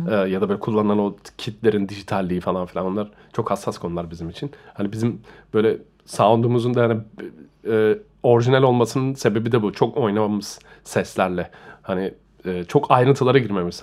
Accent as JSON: {"language": "Turkish", "region": "Istanbul", "country": "Turkey", "tie": "born or raised there", "moved": "as an adult", "lives_now": "Germany", "said": "İstanbul'da doğdum, büyüdüm"}